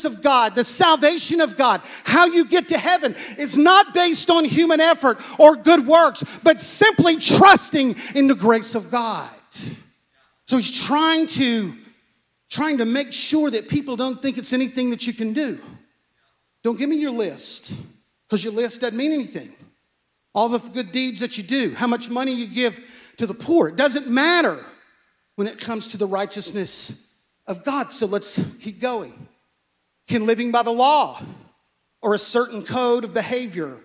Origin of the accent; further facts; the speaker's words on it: United States; We come from America. We work with our hands.